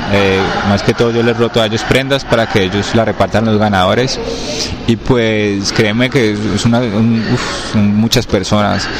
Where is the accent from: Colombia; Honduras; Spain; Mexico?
Colombia; Cali, Valle del Cauca; de donde soy de Cali, Colombia, soy colombiano